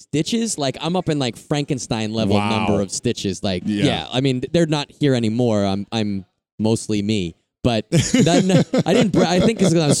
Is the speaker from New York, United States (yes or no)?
yes; Long Island, New York, United States; Okay, New York.